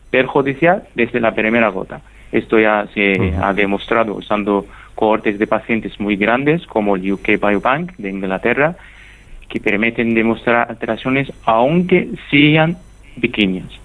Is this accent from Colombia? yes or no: no; Egypt; accent: Egyptian; Spanish is a second language; Muchísimas gracias Paco, espero que mi acento egipcio haya sido entendible